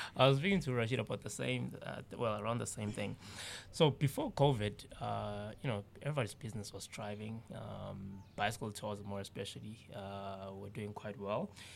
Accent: South Africa; we grew up in the townships

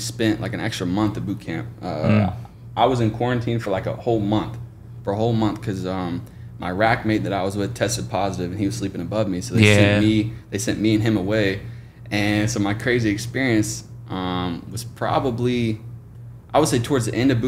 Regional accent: Oklahoma, United States; moved away as an adult; now in Jacksonville, United States; my hometown

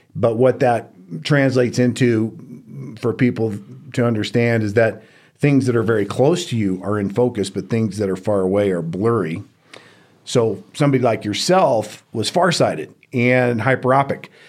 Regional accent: Houston, Texas, United States; moved away as an adult; also born or lived in Georgia; now in Reno, United States; I grew up in Houston, Texas

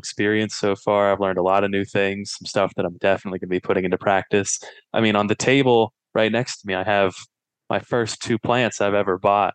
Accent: Pittsburgh, Pennsylvania, United States; moved away as an adult; also born or lived in Washington, District of Columbia, United States; now in Ohio, United States; I was born in DC, but I was raised in Pittsburgh

